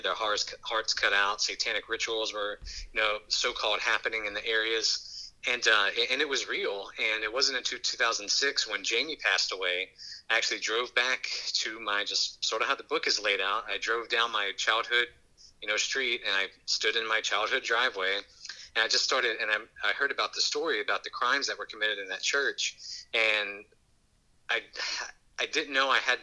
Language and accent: English; Hammond, Louisiana, United States; we grew up on Lee Hughes Road out in Baptist, Louisiana, which is like less than a mile outside of the city limits for Hammond